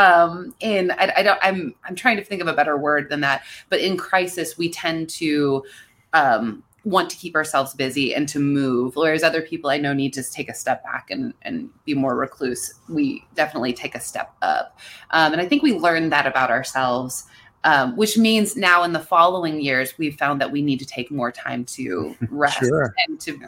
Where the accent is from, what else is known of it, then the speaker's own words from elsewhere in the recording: Pennsylvania, United States; I grew up in a place where, you know, guns were a very normal part of growing up.